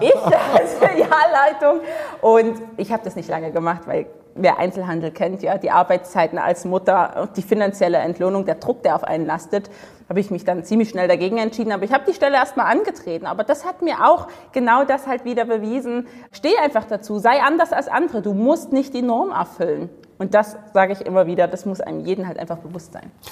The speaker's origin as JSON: {"language": "German", "town": "Dresden", "region": "Saxony", "country": "Germany", "said": "Also ich komme aus Dresden, im stillen Osten von Deutschland"}